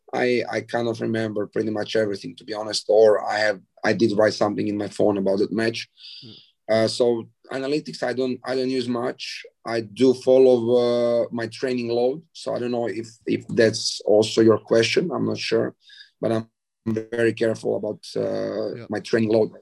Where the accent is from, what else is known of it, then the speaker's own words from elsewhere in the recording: Zadar, Zadar County, Croatia; Zadar is kind of my hometown